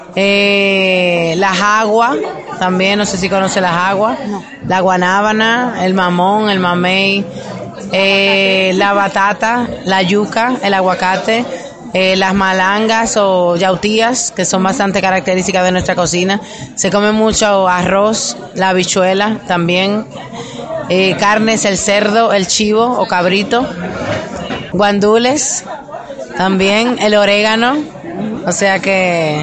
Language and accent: Spanish; Dominican Republic; nosotros los dominicanos